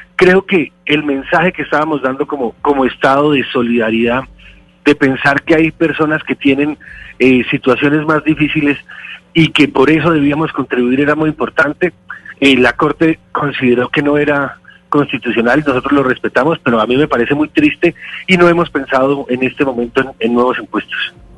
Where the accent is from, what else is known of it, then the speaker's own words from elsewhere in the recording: Bogotá, Colombia; Yo soy bogotano